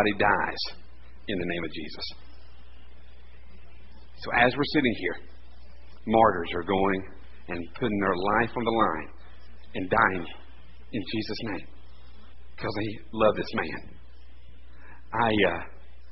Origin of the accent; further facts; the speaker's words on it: Bristol, Tennessee, United States; accent: Appalachian; I'm from Bristol originally, and I went down and I went to Hiawatha College, University of Tennessee